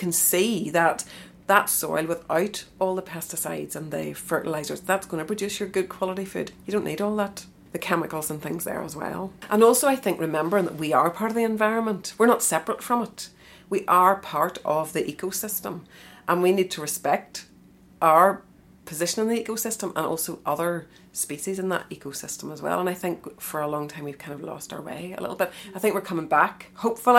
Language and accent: English; Eglinton, Northern Ireland, United Kingdom; I'm from Eglinton, kind of northwest